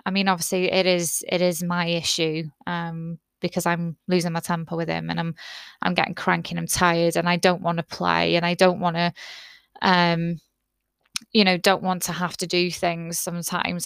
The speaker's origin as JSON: {"language": "English", "country": "United Kingdom", "said": "I'm very British"}